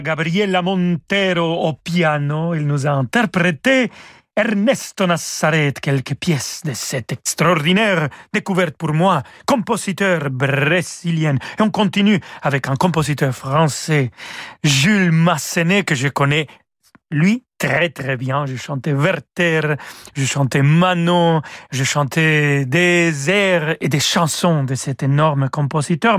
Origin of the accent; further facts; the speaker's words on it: Mexico; accent: Mexican; j'ai changé mon accent mexicain pour un petit accent argentin